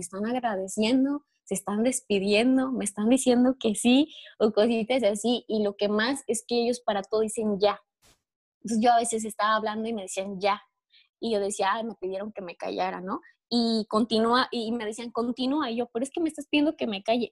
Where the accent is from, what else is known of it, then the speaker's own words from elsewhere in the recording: Mexico; yo soy mexicana